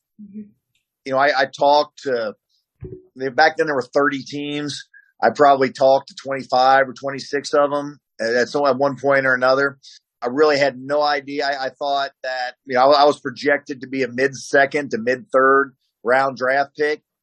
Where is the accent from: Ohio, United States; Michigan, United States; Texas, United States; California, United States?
Ohio, United States; Cincinnati; moved away as an adult; my hometown Bengals